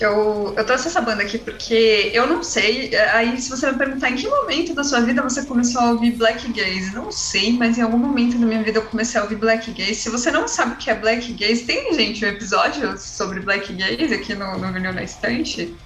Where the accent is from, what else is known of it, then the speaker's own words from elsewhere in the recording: São Paulo, Brazil; Eu sou de São Paulo, sou vocalista da banda Final Disaster